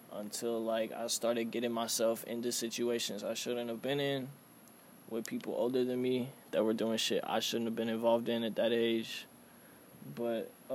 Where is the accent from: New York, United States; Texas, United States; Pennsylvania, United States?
Texas, United States; Houston; There was like five of us white boys in Cloverland